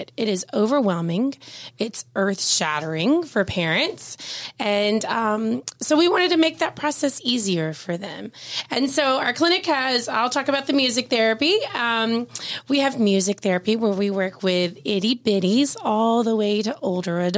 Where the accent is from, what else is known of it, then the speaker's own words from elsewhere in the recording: Cherokee County, Georgia, United States; I grew up in Cherokee County